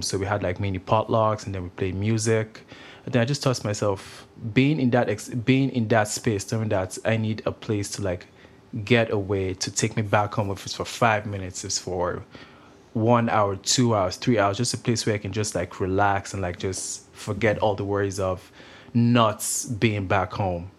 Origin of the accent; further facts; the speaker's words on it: Nigeria; also born or lived in Grande Prairie, Canada; now in Kelowna, Canada; I'm actually Nigerian. I come from Nigeria. I moved to, uh, Canada in two thousand eight.